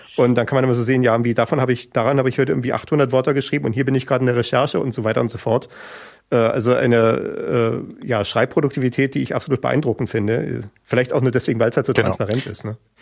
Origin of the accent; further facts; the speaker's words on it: Schwerin, Mecklenburg-Vorpommern, Germany; in Schwerin, wo ich aufgewachsen bin